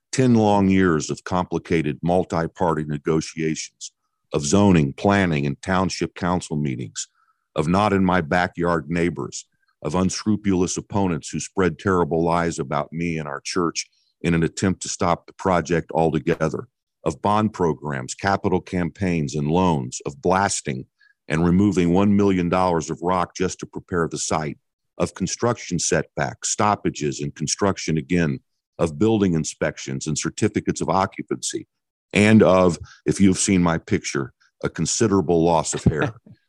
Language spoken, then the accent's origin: English; Midwest, United States; So my wife, Sharon, and I were raised in the Midwest